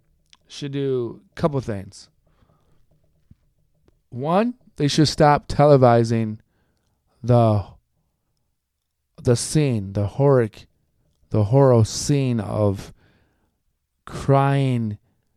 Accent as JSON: {"language": "English", "country": "United States", "said": "Like, I don't have to be only listening to Latino music or Latin American music because I'm Colombian American. I don't have to listen to country music because I grew up with a bunch of country folks."}